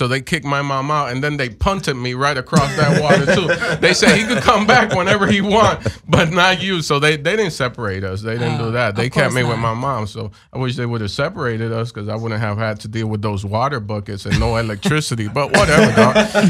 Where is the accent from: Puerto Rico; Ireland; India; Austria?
Puerto Rico; I was born in Puerto Rico